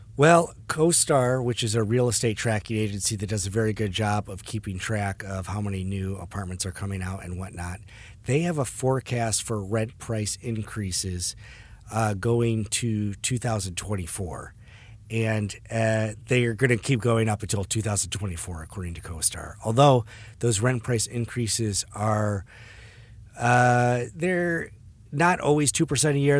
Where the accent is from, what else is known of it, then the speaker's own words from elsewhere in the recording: Detroit, Michigan, United States; now in San Diego, United States; my hometown in Detroit